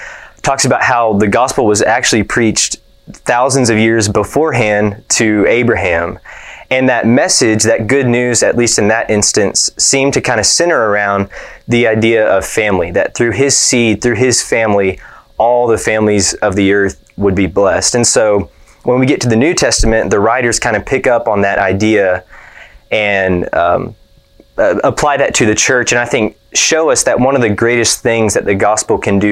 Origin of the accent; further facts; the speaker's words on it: Deer Park, Texas, United States; moved away; I'm from Deer Park, Texas, just outside of Houston. And all my family, I was born and raised there